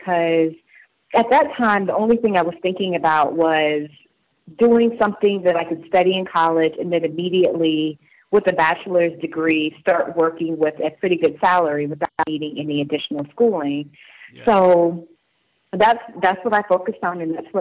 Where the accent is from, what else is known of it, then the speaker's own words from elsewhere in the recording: Charleston, South Carolina, United States; I grew up in Charleston, South Carolina, so I grew up as a military brat, and I ended up staying in South Carolina from middle school, high school, through college